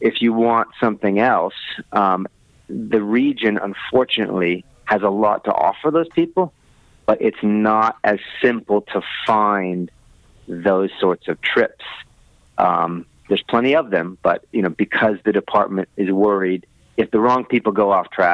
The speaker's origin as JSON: {"language": "English", "country": "United States", "moved": "as an adult", "lives_now": "New Zealand", "said": "I'm from the States"}